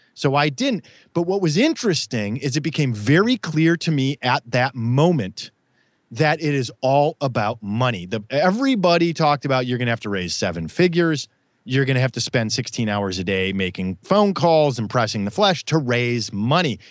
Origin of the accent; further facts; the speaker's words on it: Midwest, United States; I grew up in the Midwest